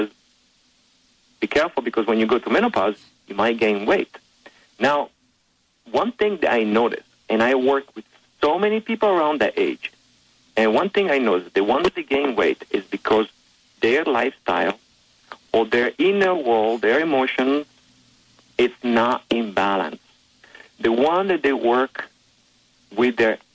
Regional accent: Italy; moved away as an adult; now in United States; I was born in Italy

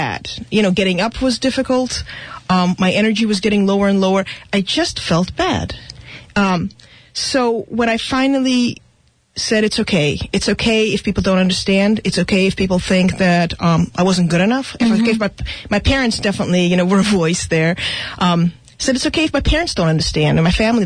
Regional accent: Russia; now in United States; I was born in Russia, so my family, we immigrated from what at the time was Soviet Union

